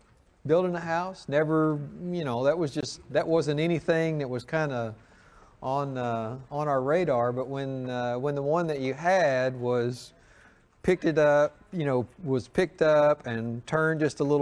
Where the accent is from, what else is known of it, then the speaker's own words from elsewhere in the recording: the South, United States; Growing up in the South